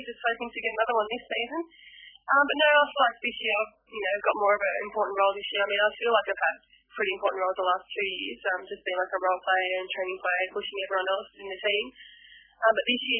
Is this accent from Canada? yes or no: no; New South Wales, Australia; I was brought up in the New South Wales area there